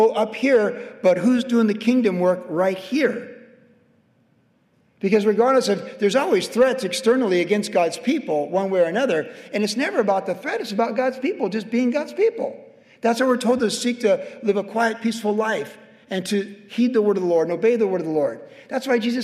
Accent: Cleveland, Ohio, United States; now in Carlsbad, United States; I grew up cheering for the Browns because I was from Cleveland

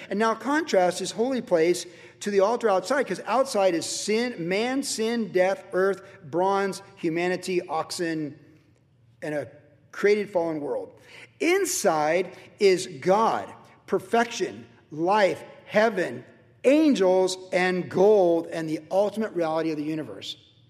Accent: Virginia, United States; When I was a kid growing up in Virginia, you know, I went to all those Catholic churches younger, and then I went to base chapels

